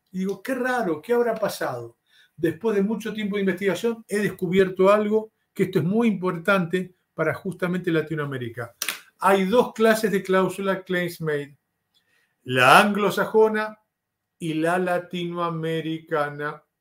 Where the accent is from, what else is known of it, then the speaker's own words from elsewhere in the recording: Argentina; Yo te hablo como argentino. Una de las ventajas que tiene Argentina es que es un país en vías de subdesarrollo.